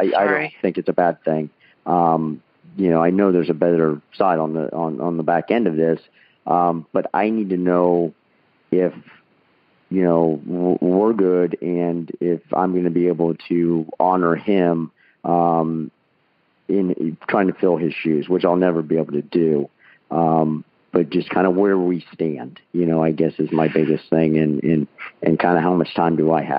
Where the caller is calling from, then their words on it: Columbus, Ohio, United States; I'm calling from Columbus, Ohio as well.